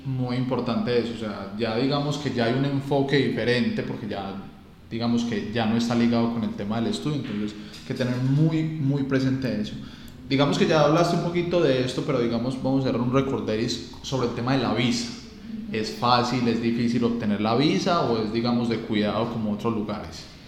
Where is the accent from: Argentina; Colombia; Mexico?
Colombia; como latino, como colombiano